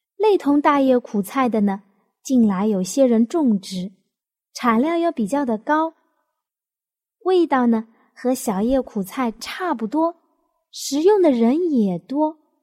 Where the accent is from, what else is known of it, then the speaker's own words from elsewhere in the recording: Jiangnan, China; 我们江南人的饮食习惯